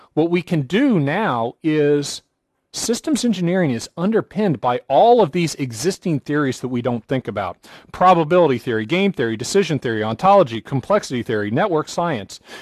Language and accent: English; United States; I'm an American